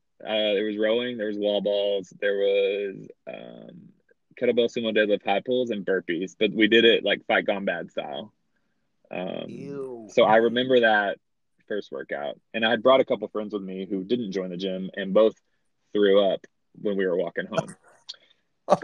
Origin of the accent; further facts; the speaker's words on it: Kaufman, Texas, United States; moved away; I am from the great city of Kaufman, Texas, just outside of Dallas.